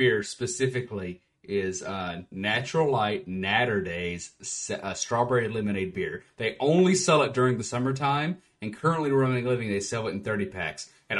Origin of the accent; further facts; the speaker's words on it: Appalachia, United States; I'm from Appalachia. I won't completely dox myself, but I can say I'm from Appalachia.